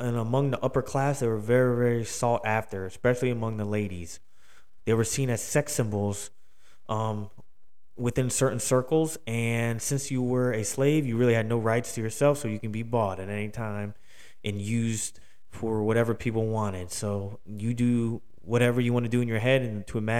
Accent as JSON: {"language": "English", "town": "Philadelphia", "region": "Pennsylvania", "country": "United States", "tie": "born or raised there", "said": "Philly, my hometown"}